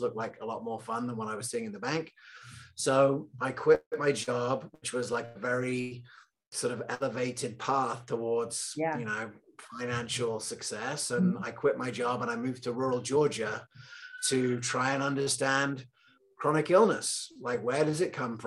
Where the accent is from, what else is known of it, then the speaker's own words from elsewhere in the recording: England, United Kingdom; also born or lived in Loveland, Colorado; I was born in Loveland, Colorado, randomly. And I grew up in England